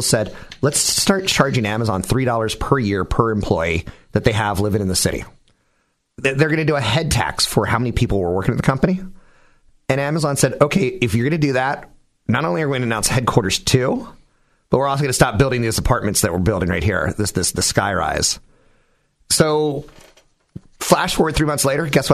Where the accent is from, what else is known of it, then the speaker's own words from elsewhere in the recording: Mountain View, California, United States; on El Camino in my hometown